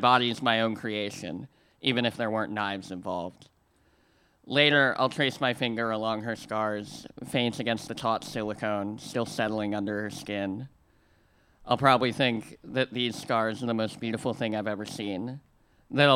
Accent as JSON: {"language": "English", "region": "Missouri", "country": "United States", "said": "I come from a land of rivers. In Missouri, the only lakes are man-made"}